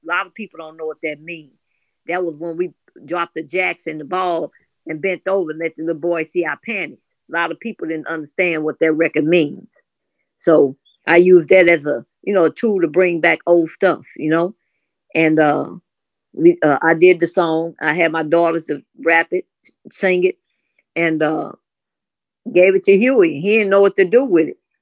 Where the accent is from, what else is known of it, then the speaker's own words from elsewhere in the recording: St. Louis, Missouri, United States; we from Saint Louis. I'm from the Show Me State